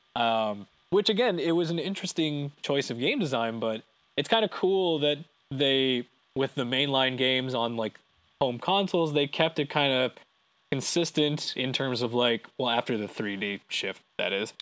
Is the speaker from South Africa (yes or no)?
no; Canada; we're Canadian